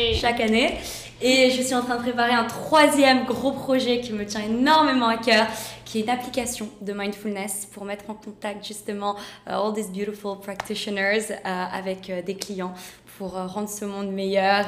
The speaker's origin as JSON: {"language": "French", "country": "France", "also_born_or_lived": "Romania (ancestry)", "moved": "yes", "lives_now": "London, United Kingdom", "said": "je suis française moitié roumaine, j'habite à Londres"}